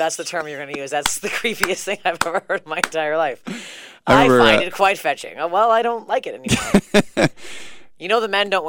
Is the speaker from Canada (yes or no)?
yes; Toronto, Ontario, Canada; I am born and raised in Toronto. Ontario, Canada, yeah.